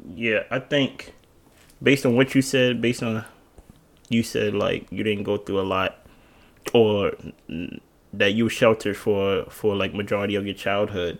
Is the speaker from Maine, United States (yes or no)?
no; Baltimore, Maryland, United States; also born or lived in Jersey City, New Jersey; I was born in Jersey City, New Jersey. I was raised here in Baltimore, off, off the Alameda.